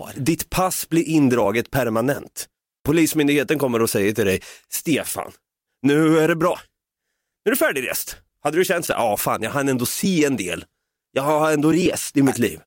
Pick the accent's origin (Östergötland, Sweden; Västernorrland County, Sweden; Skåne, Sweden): Östergötland, Sweden; Norrköping; vi är båda från Norrköping